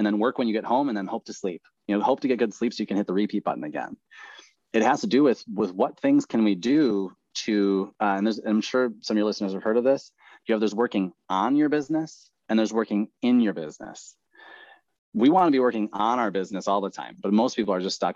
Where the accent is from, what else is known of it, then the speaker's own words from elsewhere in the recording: Midwest, United States; I grew up in the Midwest